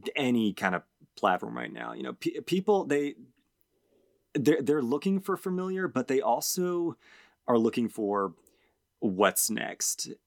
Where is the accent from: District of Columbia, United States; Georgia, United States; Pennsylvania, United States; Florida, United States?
Georgia, United States; we, we grew up in Georgia